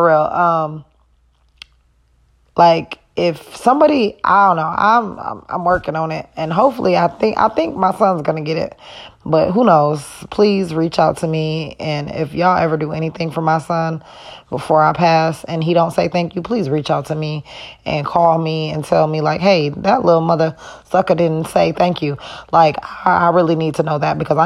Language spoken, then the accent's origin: English; Wisconsin, United States; also born or lived in Illinois; I was born in Illinois, but I was raised in Wisconsin. So Wisconsin is my home